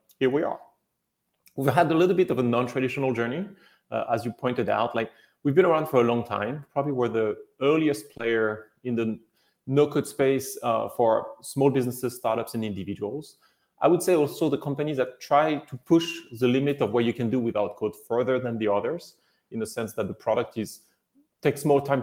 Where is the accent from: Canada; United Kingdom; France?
France; moved away as an adult; also born or lived in China; now in United States; Originally from France